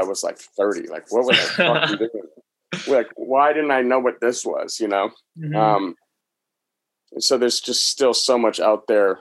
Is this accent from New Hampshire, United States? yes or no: yes; New Hampshire, United States; moved away; back home where I grew up in New Hampshire